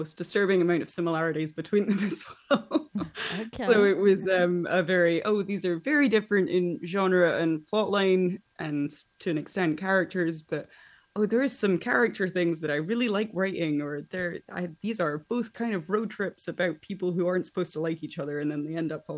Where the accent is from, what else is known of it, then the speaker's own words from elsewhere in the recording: Scotland, United Kingdom; I am from Scotland